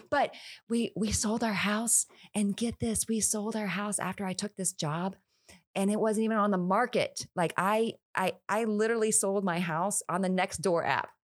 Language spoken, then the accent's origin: English; Houston, Texas, United States; moved away as an adult; now in Florida, United States; I, I born and raised in Houston, Texas